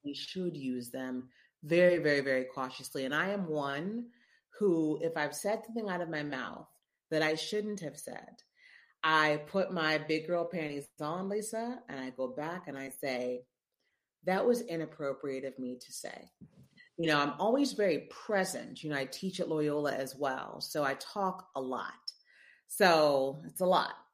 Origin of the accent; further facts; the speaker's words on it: Memphis, Tennessee, United States; moved away as an adult; also born or lived in Columbia, Missouri / Chicago / New York; now in New Orleans, United States; I'm from Memphis, born and raised Memphis, Tennessee